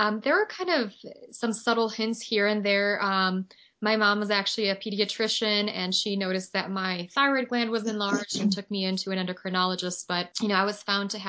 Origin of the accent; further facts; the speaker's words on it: Poland; I'm a Chernobyl child, so I was born in Poland and lived very close to the Ukrainian border.